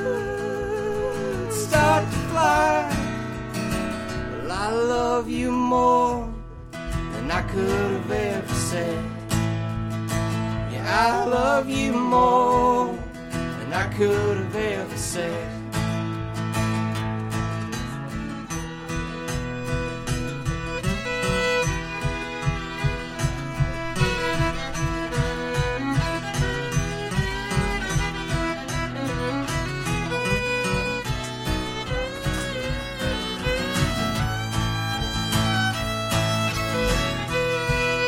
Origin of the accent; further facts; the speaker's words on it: Kentucky, United States; we're from Kentucky